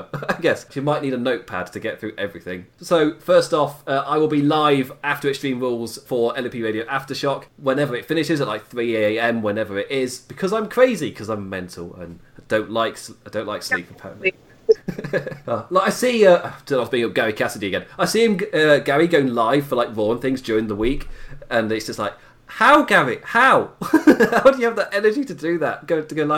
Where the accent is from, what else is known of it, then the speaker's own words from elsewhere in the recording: England, United Kingdom; as an Englishman